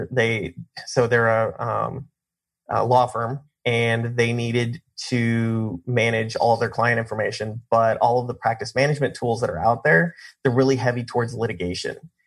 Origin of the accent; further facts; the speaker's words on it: Colorado, United States; moved away as an adult; also born or lived in Kansas / Nashville, Tennessee; now in Arizona, United States; I grew up in Colorado